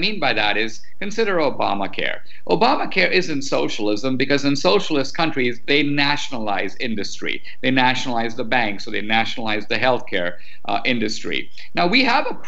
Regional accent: India; moved away; I'm a legal immigrant from India

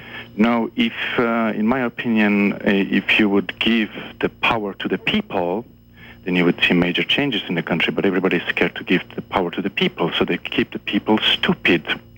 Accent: Czechia; born there; also born or lived in Germany / Switzerland; I was born in Czechoslovakia, mm-hmm. but I also lived in Germany, and I also lived in Switzerland.

